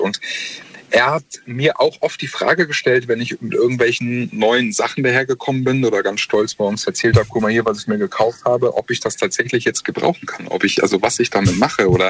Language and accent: German; Mannheim, Baden-Württemberg, Germany; ich komme aus Mannheim